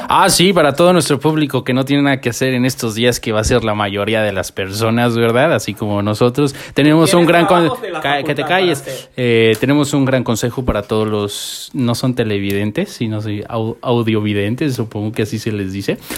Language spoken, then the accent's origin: Spanish; Morelia, Michoacán, Mexico; tengo 24 años, eh, de Morelia, Michoacán, eh, orgullosamente mexicano